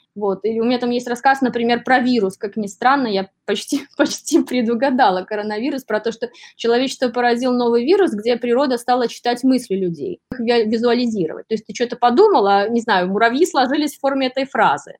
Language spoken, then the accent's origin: Russian; Belarus; moved away as an adult; now in New York, United States; я из Беларуси